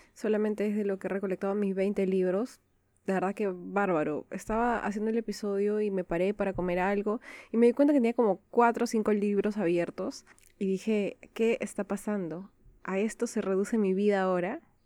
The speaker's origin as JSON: {"language": "Spanish", "country": "Peru", "said": "Soy de Perú"}